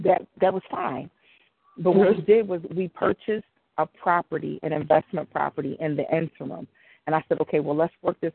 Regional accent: Philadelphia, Pennsylvania, United States; I grew up in Mount Airy, and I'm back in Mount Airy

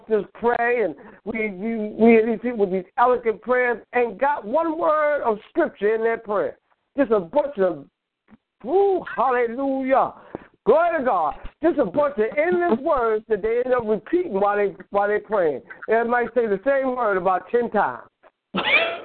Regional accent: New York, United States; I'm from New York, but I used to come down south

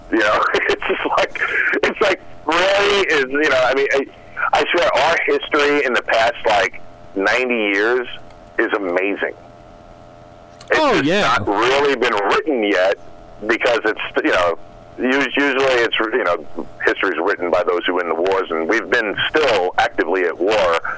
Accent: New York, United States; I'm from New York.

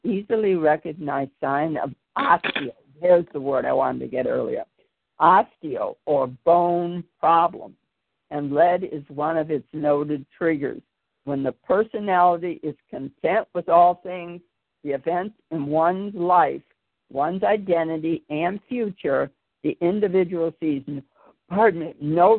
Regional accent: Chicago, Illinois, United States; I grew up in Chicago with the steel mills

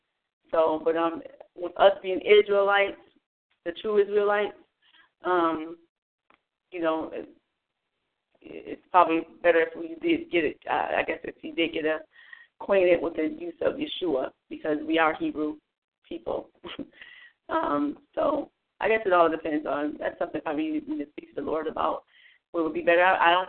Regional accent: United States; with me being American, or in America

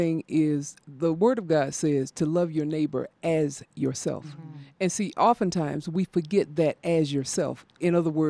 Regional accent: the South, United States; now in Denver, United States; I'm from the South

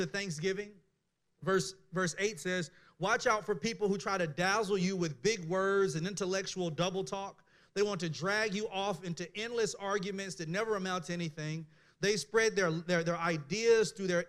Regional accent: Mississippi, United States; I was born in Mississippi

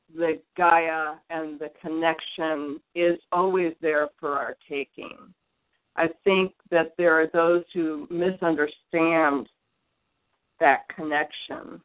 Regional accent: Detroit, Michigan, United States; I was born in the Midwest. I was born in Detroit, and when I was young, there were just, I lived in this like new housing development in Detroit

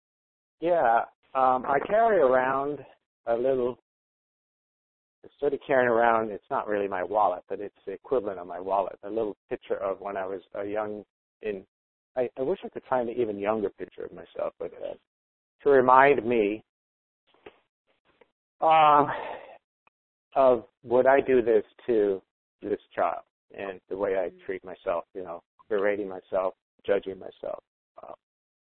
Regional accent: Jamaica; moved away; I was brought up in Jamaica, so it used forms instead of grades

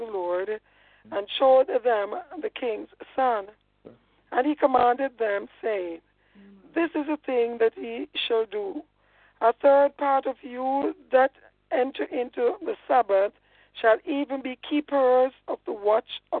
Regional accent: Jamaica; I'm a Jamaican, man. I mean, I am.

